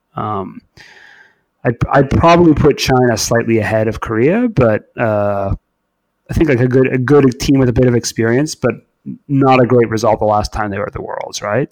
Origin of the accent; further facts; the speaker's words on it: Canada; moved away as an adult; now in England, United Kingdom; growing up in Canada